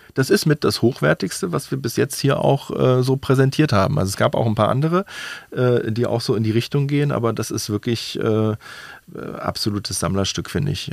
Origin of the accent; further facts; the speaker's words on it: Berlin, Germany; als Berliner